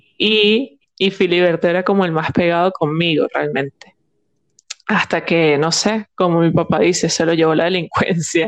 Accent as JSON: {"language": "Spanish", "town": "Barquisimeto", "region": "Lara", "country": "Venezuela", "said": "yo soy de Barquisimeto y nosotros teníamos como ciertos lugares en Barquisimeto"}